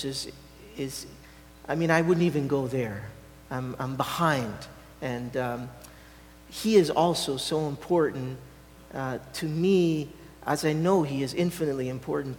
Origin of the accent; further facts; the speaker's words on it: Canada; now in Italy; me being Canadian, and so I am. But I have an Italian heart